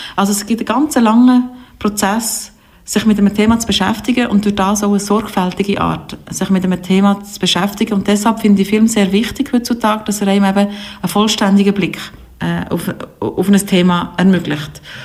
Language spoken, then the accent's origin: German; Biel, Bern, Switzerland; Ich bin aus Biel